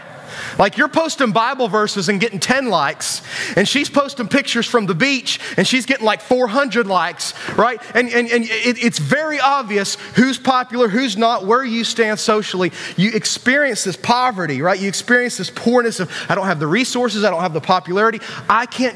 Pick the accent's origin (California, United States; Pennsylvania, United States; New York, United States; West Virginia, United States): West Virginia, United States; we're from West Virginia